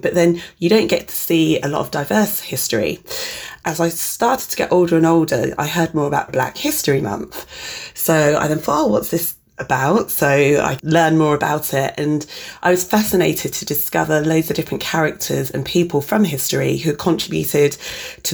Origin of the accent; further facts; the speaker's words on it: Reading, South East England, United Kingdom; I was born in Reading, Berkshire in the early 80s